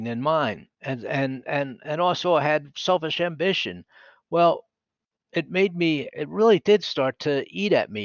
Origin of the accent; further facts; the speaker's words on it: Philadelphia, Pennsylvania, United States; accent: East Coast; moved away; I was born and raised in Philadelphia